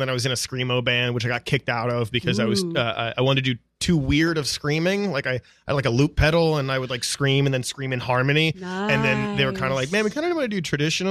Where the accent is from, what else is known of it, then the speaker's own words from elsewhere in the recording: outside Baltimore, Maryland, United States; moved away; I'm originally from Maryland.